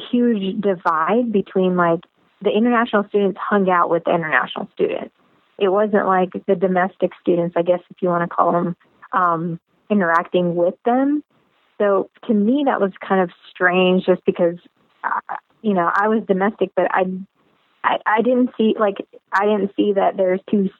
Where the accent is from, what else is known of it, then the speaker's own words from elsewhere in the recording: Alabama, United States; I was born in the United States, and I went to high school at the Alabama School of Math and Science